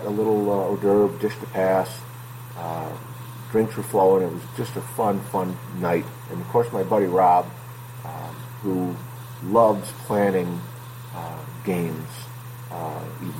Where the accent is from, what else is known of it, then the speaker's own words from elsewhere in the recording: Northville, Michigan, United States; where I grew up in Northville